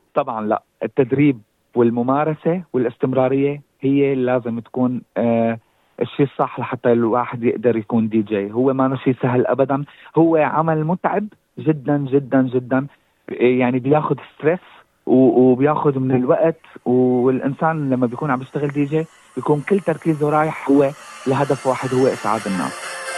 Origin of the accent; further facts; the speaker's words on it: Syria; moved away as an adult; now in Brisbane, Australia; انا الاصل آه، من سوريا اجيت على استراليا تقريبا من 2016